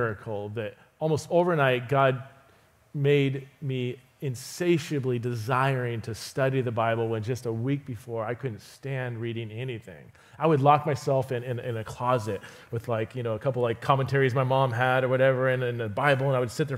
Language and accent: English; Fresno, California, United States; I grew up in Fresno, California